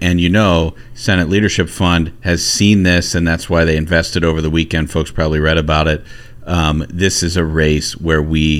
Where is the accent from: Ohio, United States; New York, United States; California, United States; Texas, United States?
Ohio, United States; Hamilton; one city over from where I grew up in Hamilton.